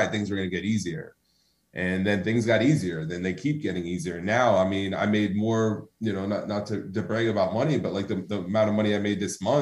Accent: New Jersey, United States; also born or lived in Woodbridge, New Jersey; I grew up in New Jersey, which, you know, and man, by the time I was in high school, I probably lived in like 20 different places

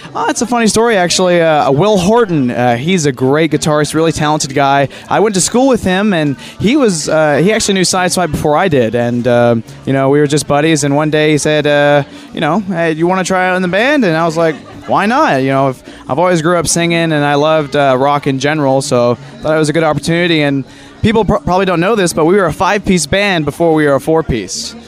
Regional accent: Conway, Arkansas, United States; I've been in Conway, Arkansas my whole life

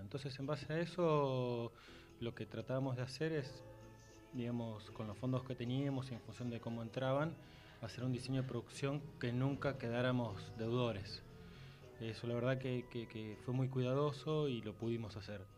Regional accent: Buenos Aires, Argentina; now in Tucumán, Argentina; siendo porteño, viviendo en Tucumán

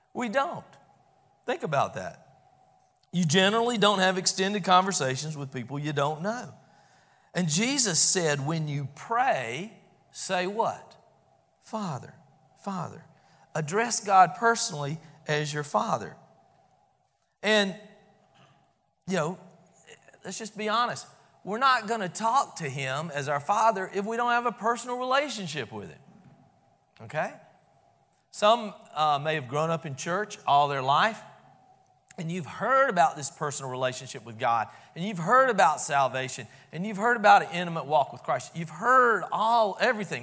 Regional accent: Albany, United States; I grew up over in First Baptist Albany

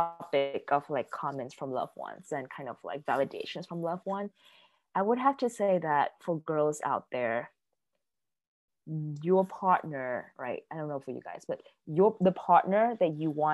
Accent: California, United States; moved away; also born or lived in East Coast; I'm originally from California, and in California, I'm outside, I'm in this, you know, under the sun all the time

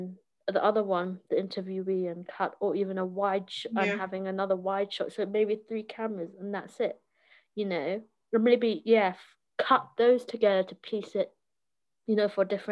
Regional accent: United Kingdom; as a British citizen

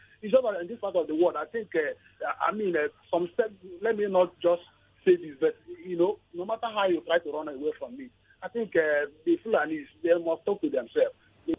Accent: Nkanu West, Enugu State, Nigeria; moved away; I came from Nkanu West in Enugu State, Sandra.

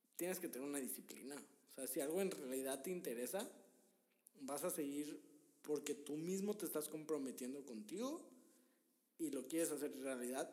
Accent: Monterrey, Nuevo León, Mexico; Nosotros somos de Monterrey.

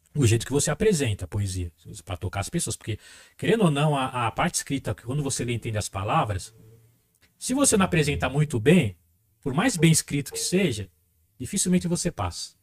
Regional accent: São Paulo, Brazil; first language Portuguese

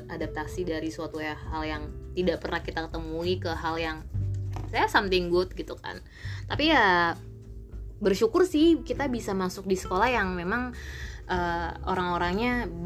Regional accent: North Jakarta, Jakarta, Indonesia; ya gue hijrah ke Depok gitu kan dan basically mental gue hancur gara-gara ya gue dari Jakarta Utara gitu kan

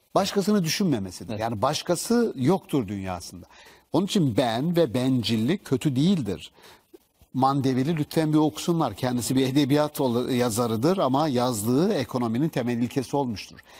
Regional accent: Black Sea Region, Turkey; bizim Karadeniz'de söylerler sünepe

